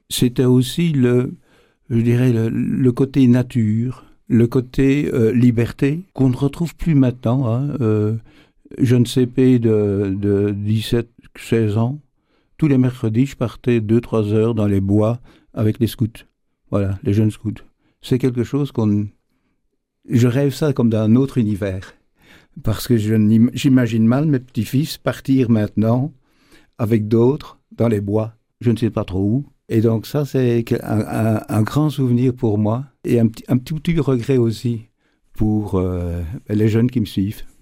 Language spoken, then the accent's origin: French; Namur region, Wallonia, Belgium; J'ai grandi dans, dans le Namurois